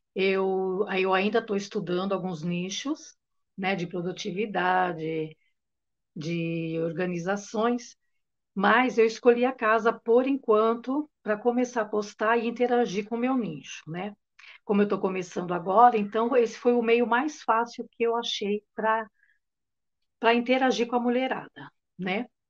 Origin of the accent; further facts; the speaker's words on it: São Paulo, Brazil; eu sou de São Paulo, capital